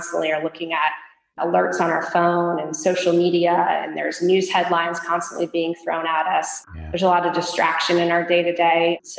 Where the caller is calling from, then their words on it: California, United States; I am speaking from the Bay Area, just right outside San Francisco in the heart of Silicon Valley.